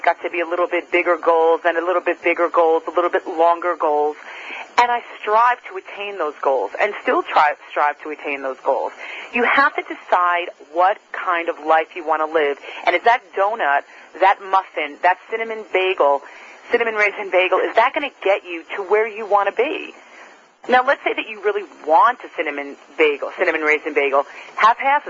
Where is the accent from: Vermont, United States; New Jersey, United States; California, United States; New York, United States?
New York, United States; Growing up in New York